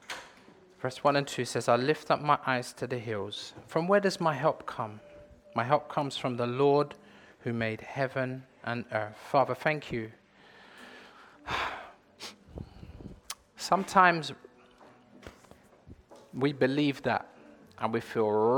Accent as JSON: {"language": "English", "region": "London", "country": "United Kingdom", "tie": "born or raised there", "said": "I was born and raised in Leytonstone, that's East London."}